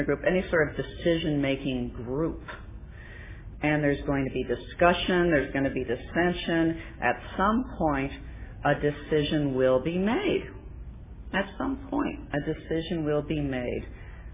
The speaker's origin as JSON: {"language": "English", "town": "Coronado", "region": "California", "country": "United States", "tie": "born or raised there", "moved": "yes", "said": "I was raised in Coronado, but this time I was living back in Coronado"}